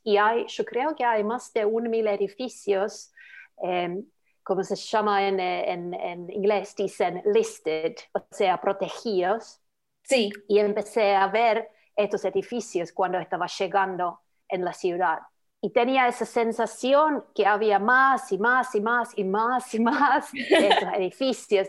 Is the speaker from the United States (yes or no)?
no; Lapland, Finland; Spanish is a second language; moved away as an adult; also born or lived in Buenos Aires, Argentina; now in Bath, United Kingdom; yo vengo de Laponia, en Finlandia pero ahora yo llevo uh, ocho años viviendo en Inglaterra